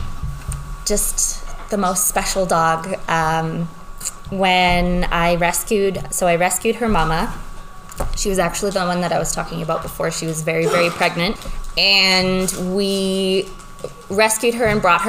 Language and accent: English; Peace River, Alberta, Canada; now in Lloydminster, Canada; I grew up in Peace River, Grimshaw area. It's northern Alberta.